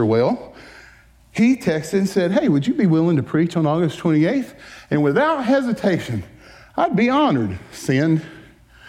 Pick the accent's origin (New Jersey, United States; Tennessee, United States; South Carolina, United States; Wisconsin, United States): South Carolina, United States; Berea; moved away as an adult; also born or lived in Florida; I'm formerly from Greenville, South Carolina, a little town called Berea. At the time when I left in 1985 to go to Florida to Bible school